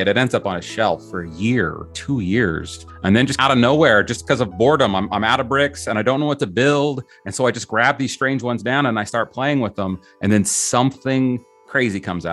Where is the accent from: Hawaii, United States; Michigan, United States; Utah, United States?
Utah, United States; I grew up in Utah